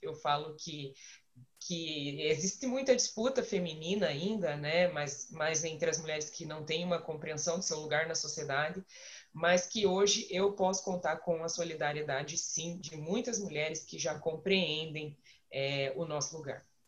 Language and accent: Portuguese; Curitiba, Paraná, Brazil; eu sou daqui, sou curitibano, eu nasci aqui, boa parte da minha vida aqui